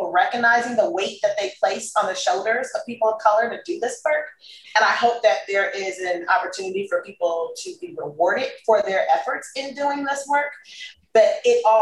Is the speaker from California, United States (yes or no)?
yes; Los Angeles, California, United States; moved away; also born or lived in Texas; I grew up in South Central.